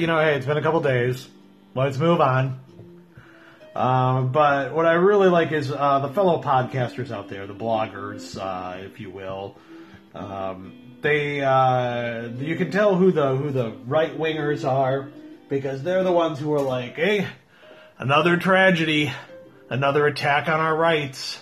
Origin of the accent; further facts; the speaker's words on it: Midwest, United States; That's how we were raised here in the Midwest